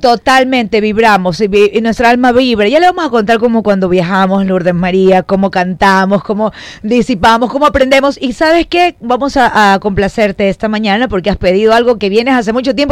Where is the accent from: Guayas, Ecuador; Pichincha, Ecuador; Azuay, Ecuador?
Guayas, Ecuador; Guayaquil; yo también nací en Guayaquil, pero toda mi ascendencia eh, paterna es manaba